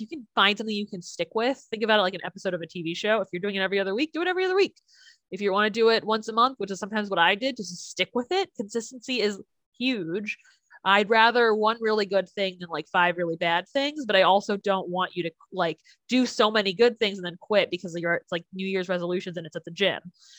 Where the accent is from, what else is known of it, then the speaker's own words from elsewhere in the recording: Chicago, Illinois, United States; I am from Chicago.